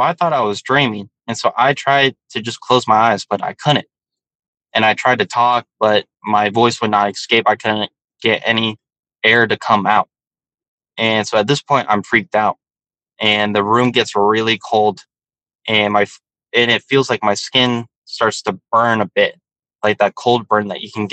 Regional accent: Joshua Tree, California, United States; also born or lived in San Diego, California / West Hollywood, California; in the desert, in Joshua Tree, where I grew up at in California

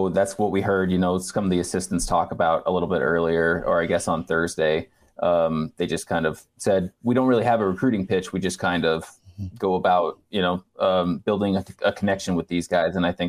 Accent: Nebraska, United States; Central Nebraska, man.

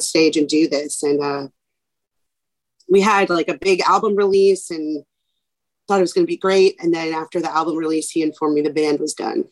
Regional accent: New York City, New York, United States; born and raised in New York City in Manhattan

